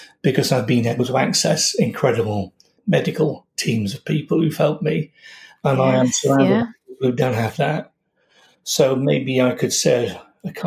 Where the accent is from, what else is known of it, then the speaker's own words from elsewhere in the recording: Yorkshire and the Humber, United Kingdom; moved away as an adult; now in London, United Kingdom; I'm from Yorkshire. I've lived in London for all my practicing life